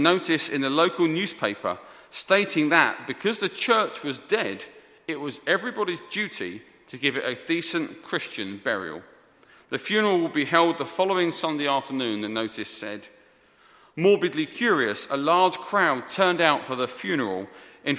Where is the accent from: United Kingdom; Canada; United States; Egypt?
United Kingdom; Essex, East of England; moved away; also born or lived in South London; I'm from Essex originally, in case you're confused. I'm from Essex, not South London.